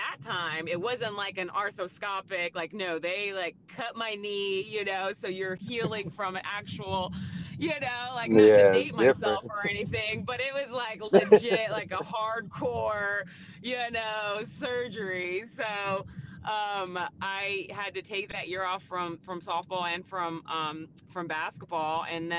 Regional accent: Phoenix, Arizona, United States; Sure. Yeah, I'm originally from Phoenix, Arizona, and so that's where I was born and raised

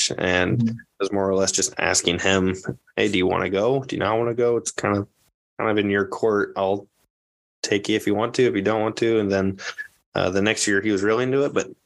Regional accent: Orient, Iowa, United States; I'm not from Creston. I'm from Orient, the Orient Maxburg part of it

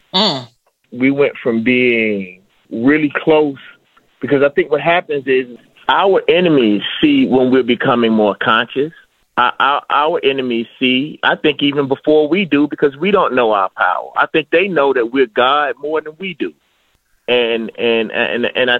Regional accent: the South, United States; I'm from the South, and I'm a black man that comes from rap

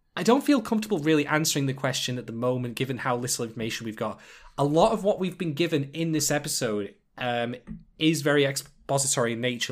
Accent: England, United Kingdom; I am an Englishman

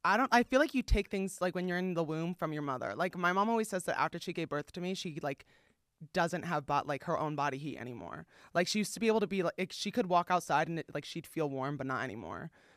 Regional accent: East Coast, United States; now in Los Angeles, United States; It's not just that, but like I grew up again on the East Coast.

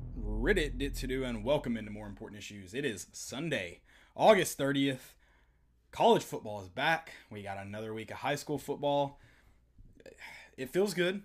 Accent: East Tennessee, United States; growing up in East Tennessee, high school football special

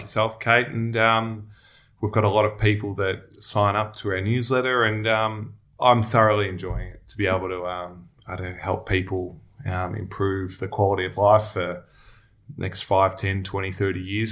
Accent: Melbourne, Victoria, Australia; also born or lived in Sydney; now in Melbourne, Australia; I grew up in Melbourne.

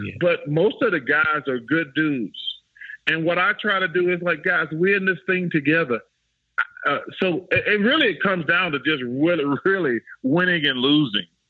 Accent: Alabama, United States; moved away; I grew up in Alabama

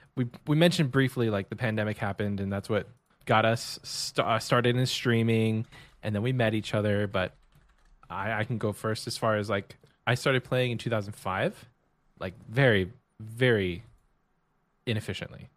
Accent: Texas, United States; I'm from Texas

